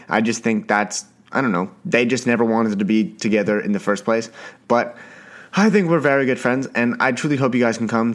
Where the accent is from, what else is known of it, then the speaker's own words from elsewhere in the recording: Canada; I am a Canadian, Canadian boy